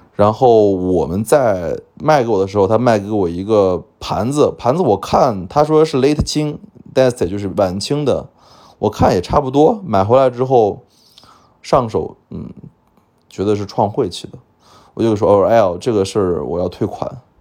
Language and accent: Chinese; China; 我们中国人